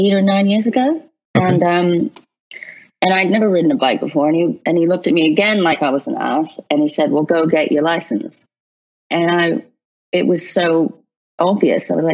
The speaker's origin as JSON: {"language": "English", "region": "London", "country": "United Kingdom", "tie": "born or raised there", "said": "I grew up in London riding horses."}